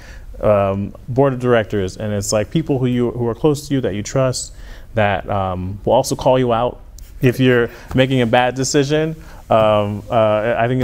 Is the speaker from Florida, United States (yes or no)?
yes; Lehigh Acres, Florida, United States; also born or lived in Newark, New Jersey; I was born in Newark, New Jersey, and we moved to Florida shortly after that, in Southwest Florida. So I spent most of my time in Lehigh Acres, Florida, and went to elementary school there, and then as well as middle school